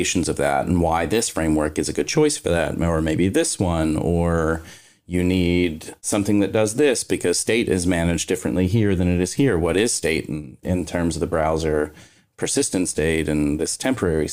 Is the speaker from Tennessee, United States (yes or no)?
no; Kentucky, United States; I'm from Kentucky